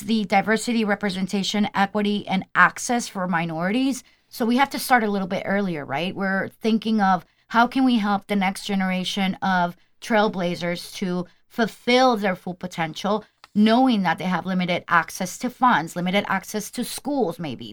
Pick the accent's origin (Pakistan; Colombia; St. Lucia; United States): Colombia; I'm from Colombian.